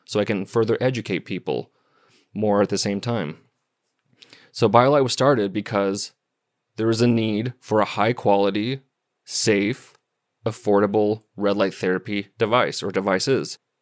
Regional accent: Missoula, Montana, United States; I was born and raised in Missoula, Montana.

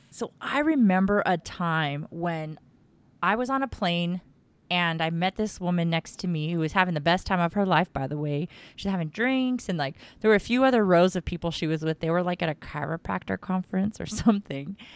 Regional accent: Texas, United States; I'm from Texas, and I've got family in SoCal

